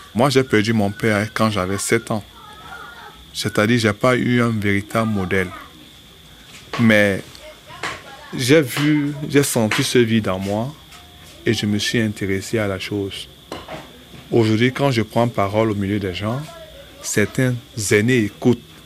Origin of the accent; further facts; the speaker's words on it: Douala, Littoral, Cameroon; Je suis d'Edo